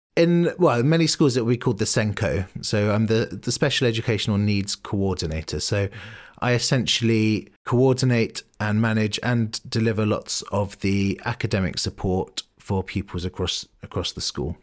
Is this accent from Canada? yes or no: no; London, United Kingdom; moved away as an adult; now in Bristol, United Kingdom; I grew up in London, um, Southwest London